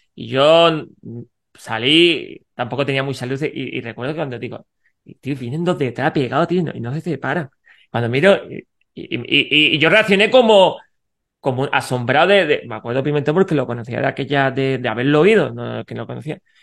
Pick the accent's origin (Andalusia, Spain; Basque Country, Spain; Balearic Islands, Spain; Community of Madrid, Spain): Andalusia, Spain; Granada; soy de Granada